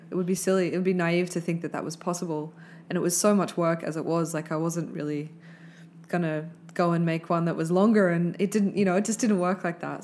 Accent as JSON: {"language": "English", "town": "Brisbane", "region": "Queensland", "country": "Australia", "tie": "born or raised there", "said": "I grew up in Brisbane"}